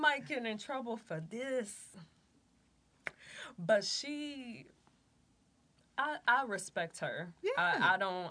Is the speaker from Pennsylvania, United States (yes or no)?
no; Detroit, Michigan, United States; I'm from Detroit.